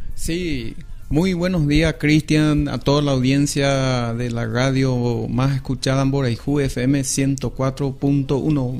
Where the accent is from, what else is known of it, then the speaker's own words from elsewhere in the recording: Pedro Juan Caballero, Amambay, Paraguay; Yo soy acá de Reyes Católico